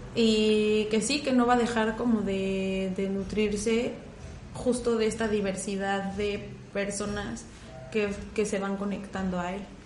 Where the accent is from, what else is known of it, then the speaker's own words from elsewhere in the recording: Mexico; yo soy una chica mexicana, bajita, robustita